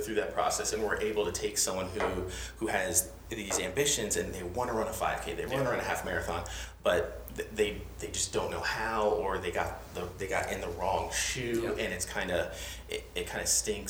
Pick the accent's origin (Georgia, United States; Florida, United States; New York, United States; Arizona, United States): Florida, United States; Port Charlotte; now in Greenville, United States; I grew up in Florida, Southwest Florida, little town called Port Charlotte. So it's south of Tampa, north of Fort Myers, right?